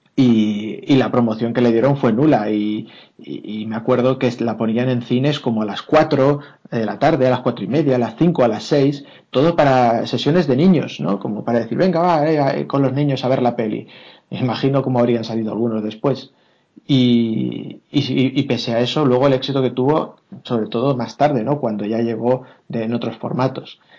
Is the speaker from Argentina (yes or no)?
no; Alicante area, Valencian Community, Spain; now in Madrid, Spain; en, mi pueblo o en la zona de, Alicante, pero Alicante, Benidorm, etcétera